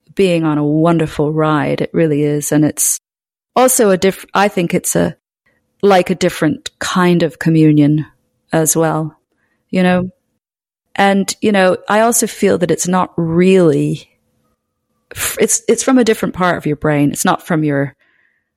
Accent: Scotland, United Kingdom; I was brought up in Scotland

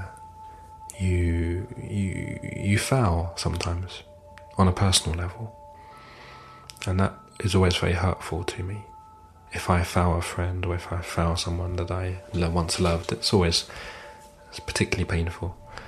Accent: London, United Kingdom; moved away as an adult; now in France; I was born and raised in London, although I've lived and worked in France now for several years.

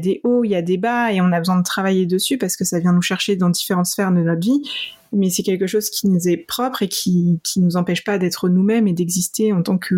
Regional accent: Poland; moi, je viens de Pologne

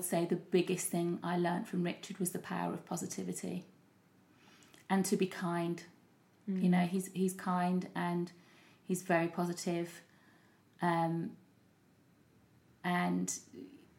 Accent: Leicester, East Midlands, United Kingdom; moved away as an adult; also born or lived in London; I did lots of things in my hometown, Leicester

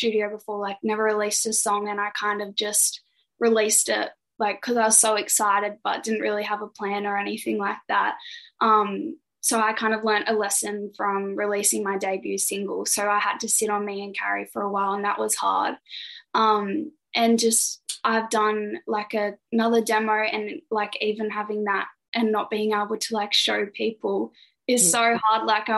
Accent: Goulburn, New South Wales, Australia; Did some concerts at the conservatorium in my hometown in Goulburn.

